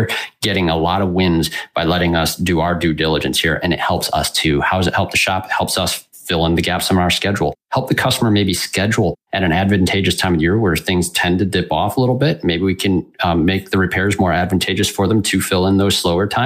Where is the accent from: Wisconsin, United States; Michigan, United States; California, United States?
Michigan, United States; West; I'm from West Michigan